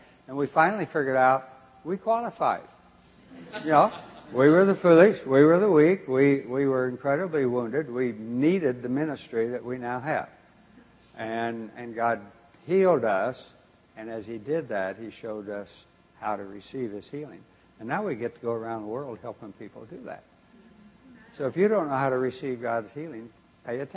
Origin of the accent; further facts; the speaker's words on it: Eastern Oregon, United States; I grew up in Eastern Oregon, cowboy country.